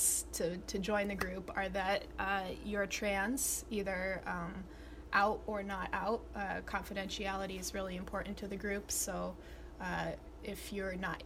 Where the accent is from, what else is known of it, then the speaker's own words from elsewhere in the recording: New Haven, Connecticut, United States; I was born in New Haven